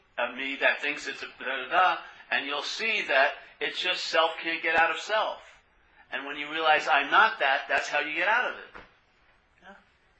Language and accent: English; New York, United States; accent: New York; And especially my accent. It's got a New York accent. It's my voice.